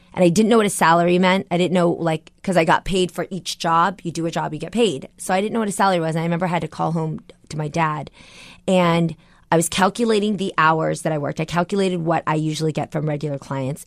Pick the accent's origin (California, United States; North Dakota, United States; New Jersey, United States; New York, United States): California, United States; San Jose; a girl from San Jose, California, on, you know, a, a, a very, like, low-income household, neighborhood